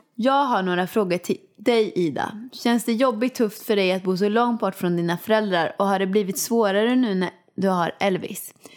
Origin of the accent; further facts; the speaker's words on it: Åmål, Västra Götaland, Sweden; moved away as an adult; now in Stockholm, Sweden; jag kommer inte flytta hem till Åmål